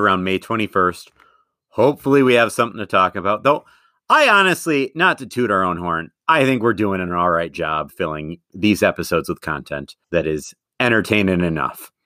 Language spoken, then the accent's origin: English; Madison, Wisconsin, United States; moved away as an adult; now in Minnesota, United States; my hometown of Madison